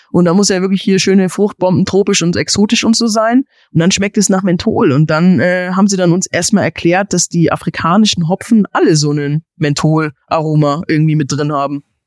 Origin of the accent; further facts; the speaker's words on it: Germany; bei uns in Deutschland